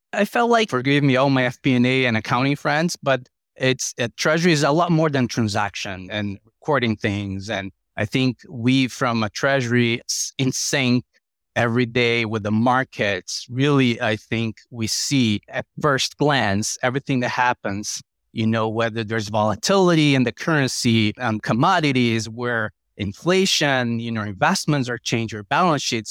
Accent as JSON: {"language": "English", "country": "Brazil", "moved": "as an adult", "lives_now": "United States", "said": "Brazil, where it was my home country"}